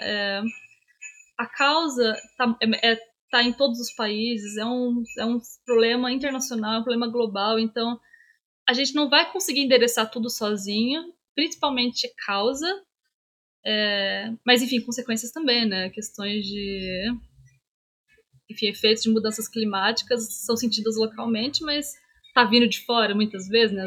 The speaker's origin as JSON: {"language": "Portuguese", "region": "Minas Gerais", "country": "Brazil", "said": "eu sou mineira"}